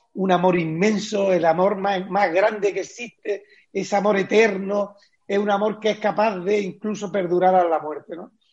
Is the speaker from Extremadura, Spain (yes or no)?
no; Bailén, Andalusia, Spain; está ubicada en Jaén, en Bailén, en mi pueblo